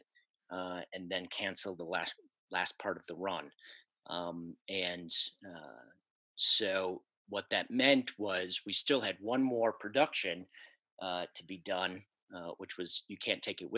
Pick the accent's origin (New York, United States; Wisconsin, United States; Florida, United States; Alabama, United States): Wisconsin, United States; growing up in Wisconsin